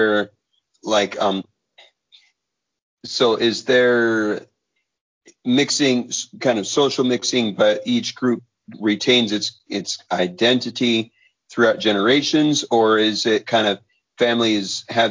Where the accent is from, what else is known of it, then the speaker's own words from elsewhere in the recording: United States; from our American experience